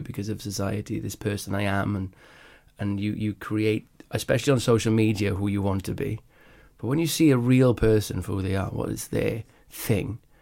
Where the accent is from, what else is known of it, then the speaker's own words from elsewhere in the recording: Wales, United Kingdom; I grew up in Wales